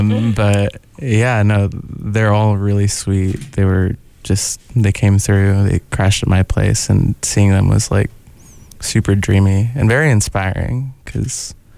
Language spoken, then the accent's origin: English; Portland, Oregon, United States; now in Eugene, United States; I came from Portland and scenes were like, there was community for sure, but it was a little more like fragmented.